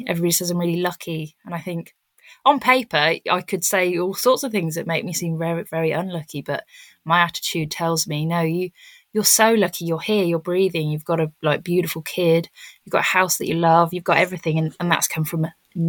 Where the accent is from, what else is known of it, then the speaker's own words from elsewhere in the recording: South West England, United Kingdom; now in Cornwall, United Kingdom; because where I'm from, so obviously I've moved to Cornwall, but I came from the Cotswolds, and that is an area that is absolutely rife with ego.